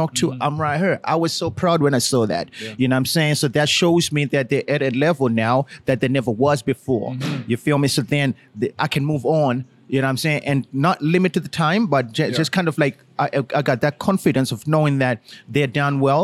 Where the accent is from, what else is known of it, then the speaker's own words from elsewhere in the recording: Toronto, Ontario, Canada; my hometown in Toronto